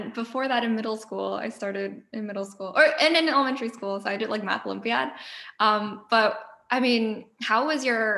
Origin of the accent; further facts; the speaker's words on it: Long Island, New York, United States; We're from, not from the same school district, but from like around the same area of Long Island